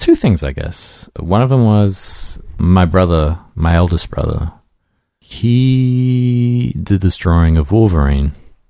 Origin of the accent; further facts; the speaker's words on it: Australia; moved away as an adult; also born or lived in Brisbane; when I was growing up in Australia